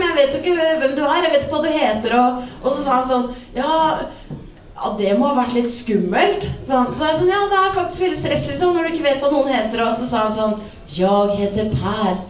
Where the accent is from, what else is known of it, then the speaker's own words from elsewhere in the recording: Vestfold, Norway; Jeg er jo fra Vestfold